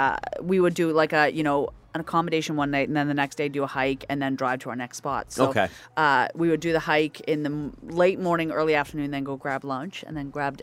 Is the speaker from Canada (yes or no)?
yes; Nova Scotia, Canada; moved away; I'm from Nova Scotia